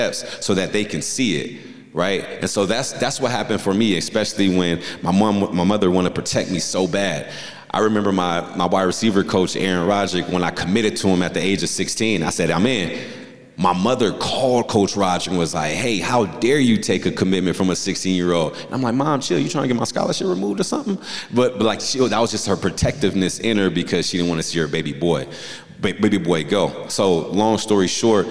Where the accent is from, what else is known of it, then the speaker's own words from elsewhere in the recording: Southern California, United States; moved away; I'm from Southern California